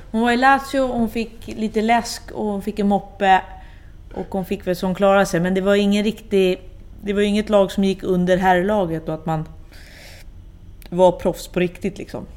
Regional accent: Sweden; also born or lived in Gothenburg, Sweden / Rosengård, Malmö, Sweden / Italy

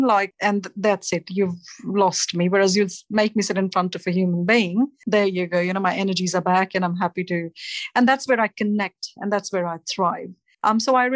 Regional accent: India; moved away as an adult; now in Australia; The root is back in India, in my hometown

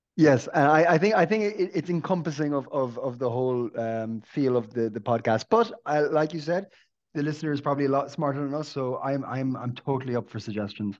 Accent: Ireland; being an Irish person

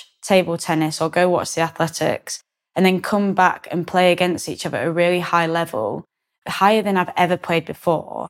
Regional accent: Yorkshire and the Humber, United Kingdom; now in near London, United Kingdom; I'm very much proud of being able to say I'm from Yorkshire

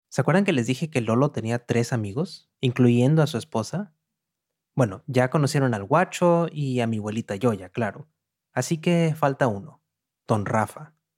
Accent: Monterrey, Nuevo León, Mexico; moved away as an adult; now in New York, United States; Nací en Monterrey, al noreste de México hace varios años que me fui para Nueva York

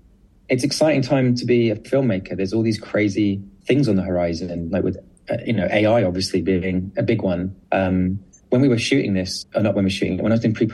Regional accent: United Kingdom; because I'm very British about it, and I think everyone hates everything

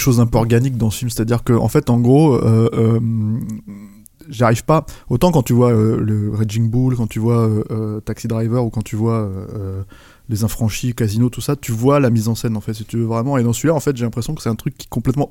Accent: France; nous en tant que Français

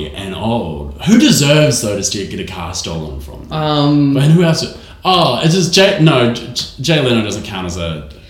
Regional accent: New Zealand; accent: New Zealand; my New Zealand accent's very funny.

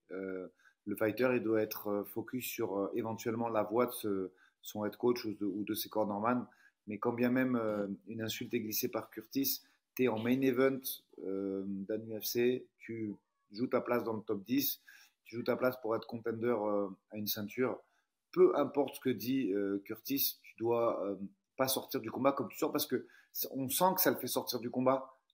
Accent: France; je suis français

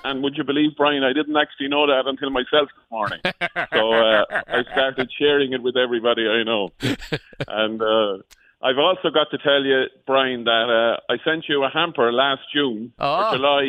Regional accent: Waterford, Munster, Ireland; I'm from Waterford in Ireland.

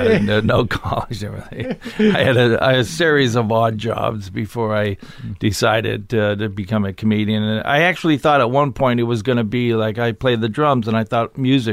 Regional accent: Ottawa, Ontario, Canada; now in Toronto, Canada; I started high school in Ottawa, which was my dad's last posting, and we stayed there for a long time, and that's where I started doing stand-up, and then I moved to Toronto

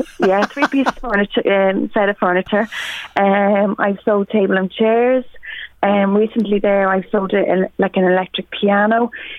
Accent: Drogheda, Leinster, Ireland; now in Tullyallen, Ireland; I'm based in Tully Allen, so I'm originally from Drogheda but based in Tully Allen.

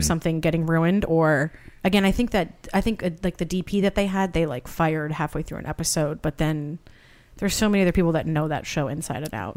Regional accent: Santa Barbara, California, United States; moved away as an adult; also born or lived in Boston; now in Los Angeles, United States; I'm originally from Santa Barbara

